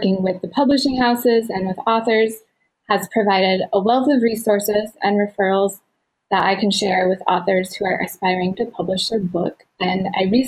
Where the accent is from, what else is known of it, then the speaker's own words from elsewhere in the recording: Utah, United States; moved away as an adult; also born or lived in Minnesota; now in Ohio, United States; I grew up out west in Utah